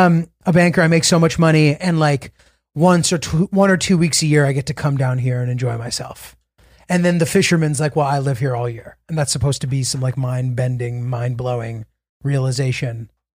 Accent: Connecticut, United States; also born or lived in New York City, United States; I was born in New York City. I was born in New York City. I lived here when I was little, very little. And, you know, my migrant parents, like classic fucking, you know, New York shit. And then my dad got a job and we moved to rural Connecticut.

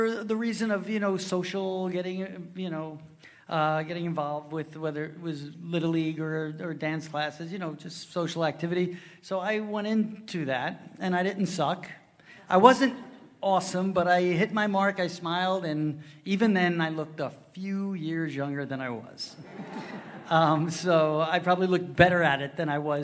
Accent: Huntington, New York, United States; I grew up in the Huntington, town of Huntington area

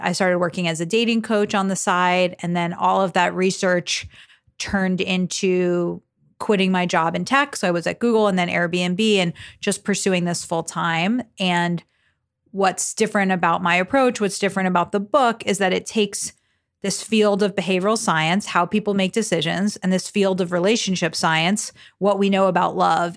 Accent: South Florida, United States; I'm thirty-three years old and I'm from South Florida

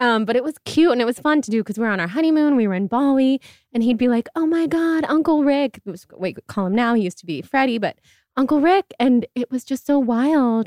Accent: Sacramento, California, United States; moved away; also born or lived in New York; I'm from Sacramento.

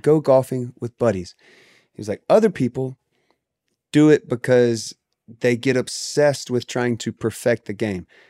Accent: the South, United States; I grew up in the South

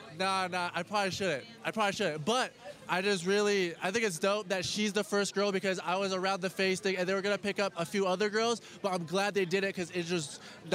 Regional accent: Las Vegas, Nevada, United States; I was born in Vegas, right?

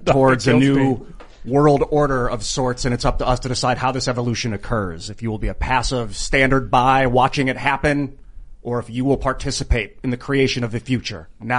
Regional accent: Ohio, United States; I was born in Ohio.

